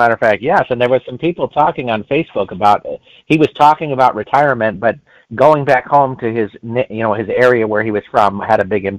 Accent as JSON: {"language": "English", "region": "California", "country": "United States", "tie": "born or raised there", "said": "I was born in California"}